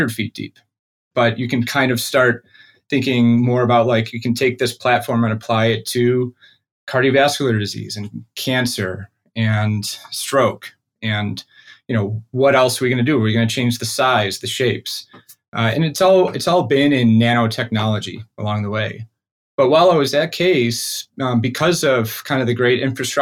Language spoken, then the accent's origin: English; Rochester, New York, United States; also born or lived in Buffalo, New York; I grew up in Rochester, New York, of a middle-class family